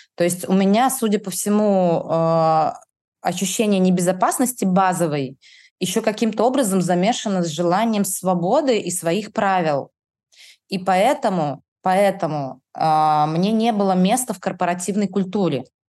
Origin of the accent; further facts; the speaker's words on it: Kaliningrad, Kaliningrad Oblast, Russia; я из Калининграда